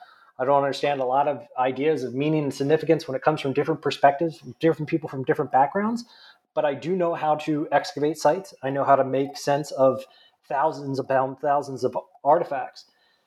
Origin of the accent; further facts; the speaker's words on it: New Jersey, United States; accent: nasally; So I'm originally from New Jersey, if you can't tell by my nasally accent.